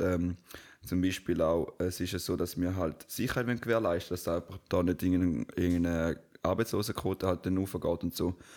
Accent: Switzerland

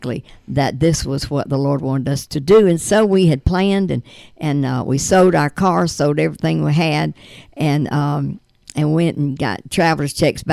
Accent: Lavonia, Georgia, United States; I'm from Livonia, Georgia

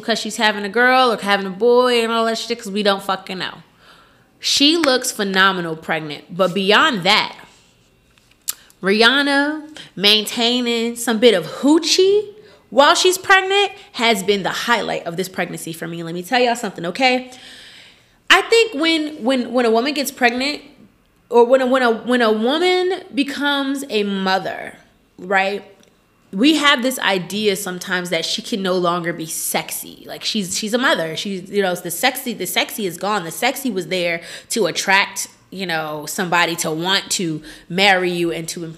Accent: Newark, New Jersey, United States; I'm from Newark, New Jersey, and there was just always some shit going on when I was in high school

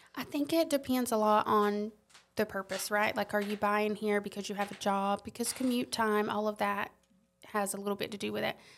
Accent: Robeson County, southeastern North Carolina, United States; accent: Lumbee; moved away as an adult; now in Columbia, United States; I'm from North Carolina, southeastern North Carolina, Robeson County

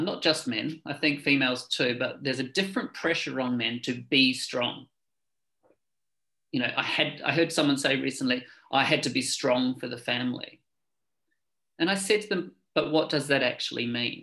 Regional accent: New Zealand; moved away as an adult; now in London, United Kingdom; I was born in New Zealand a long time ago, but I've been living in London for the last 18 years.

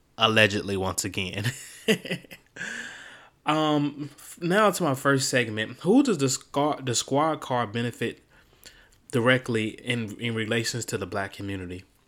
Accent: Miami, Florida, United States; the great city of Miami, my hometown

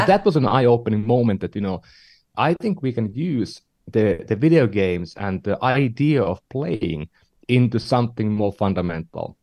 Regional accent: northern Finland, Finland; now in San Francisco, United States; I'm from Finland, um, you know the the, the small uh, country in northern Europe, and uh, not not from the southern part of Finland, but from the northern part of Finland

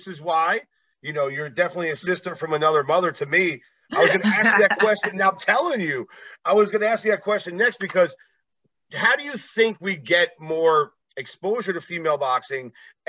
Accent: East Coast of New Jersey, United States; now in Las Vegas, United States; I live in Vegas now. I'm originally from the East Coast of New Jersey.

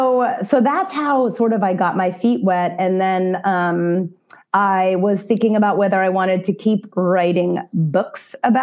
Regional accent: Granville, Ohio, United States; I was born in Central Ohio, a small farming community of Granville, and my parents hosted international students from Denison University. So I got to grow up with all that interesting stuff around me, and like different music, different foods, different languages.

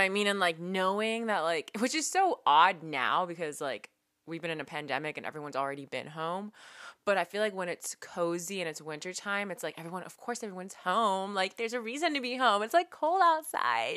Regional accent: San Francisco, California, United States; We're from San Francisco

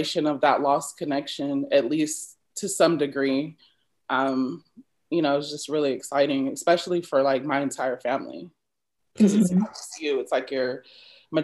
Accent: United States; accent: American; I am a Black American. I don't, you know, I can, I never can identify an American accent, but I'm pretty sure I have one.

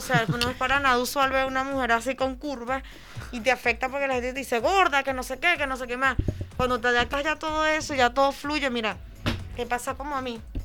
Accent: Venezuela; also born or lived in Barcelona; now in Paris, France; yo soy venezolana, vengo de otro tipo de cultura

